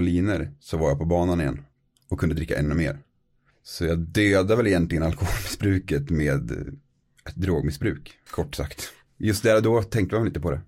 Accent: Norrsundet, Gävleborg County, Sweden; moved away as an adult; also born or lived in Norway; now in Östersund, Sweden; Kommer utanför Gävle. En liten by som heter Norrsunde

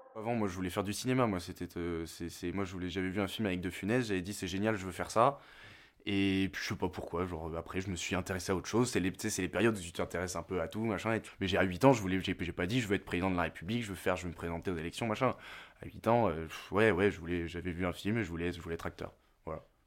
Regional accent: Bordeaux, Nouvelle-Aquitaine, France; j'habite à Bordeaux, je suis né à Bordeaux

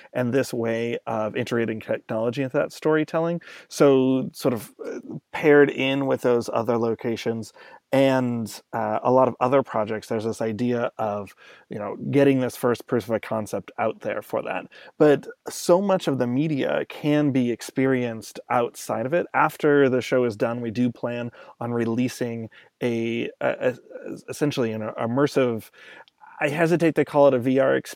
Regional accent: Los Angeles, California, United States; moved away; I'm originally from Los Angeles

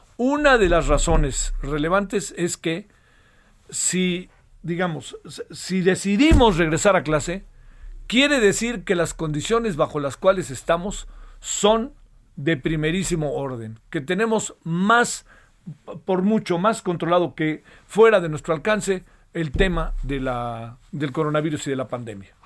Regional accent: Mexico; Yo como mexicano tengo un signo de identidad

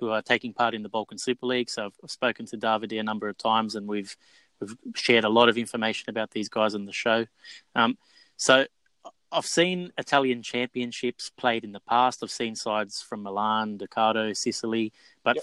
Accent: Australia; I've grown up in Australia

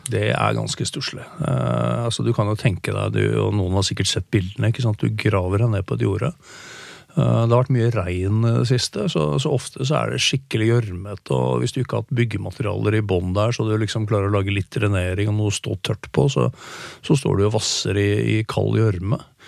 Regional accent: Norway; hjemme i Norge

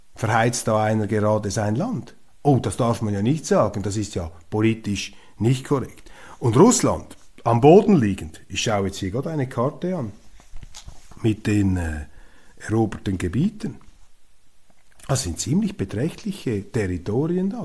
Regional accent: Switzerland; als Schweizer

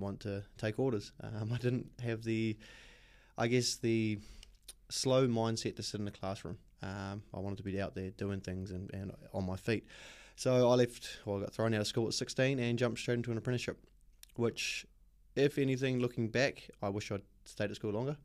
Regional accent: Auckland, New Zealand; moved away as an adult; also born or lived in Australia; I was born in West Auckland. Um, born and bred, grew up in West Auckland up until I was about eighteen

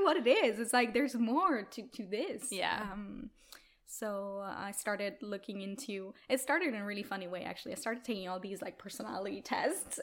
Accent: Italy; moved away as an adult; also born or lived in Milan, Italy; now in Stockholm, Sweden; I'm originally from Italy

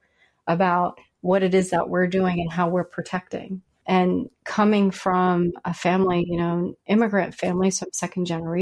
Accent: Louisiana, United States; moved away; also born or lived in Virginia; I'm from Louisiana

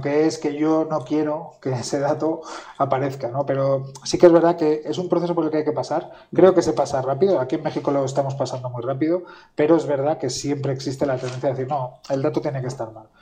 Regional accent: central Spain, Spain; yo que soy del centro de España

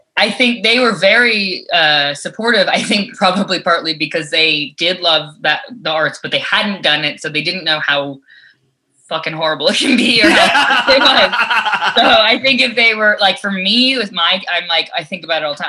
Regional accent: New York, United States; growing up in New York, like being on the subway, I was exposed to so many different types of characters

